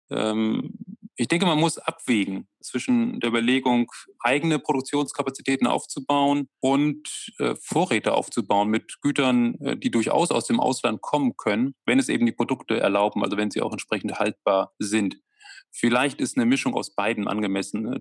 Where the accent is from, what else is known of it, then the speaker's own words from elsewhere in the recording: Germany; Und, und äh, dafür sind wir auch Deutsche, dass wir uns immer Sorgen machen